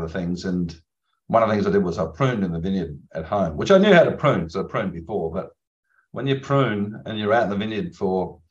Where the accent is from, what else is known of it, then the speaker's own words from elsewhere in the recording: Barossa Valley, South Australia, Australia; I'm from Australia, of course, and I'm from the Barossa Valley